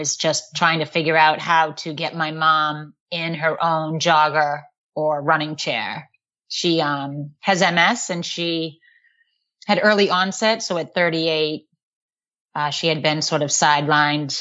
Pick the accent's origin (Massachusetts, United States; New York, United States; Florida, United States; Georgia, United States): Massachusetts, United States; Boston; accent: Boston; also born or lived in Tyngsborough, Massachusetts; I'm just from here, but it's awful. I have a bad Boston accent